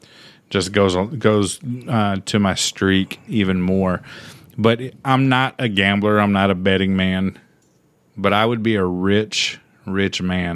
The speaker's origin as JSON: {"language": "English", "region": "Arizona", "country": "United States", "tie": "born there", "also_born_or_lived": "Phoenix, United States", "said": "We lived in Phoenix. I was born in Arizona."}